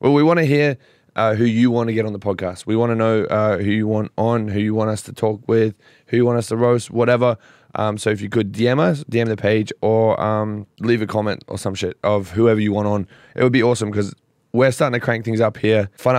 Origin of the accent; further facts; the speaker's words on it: Australia; I'm from Australia.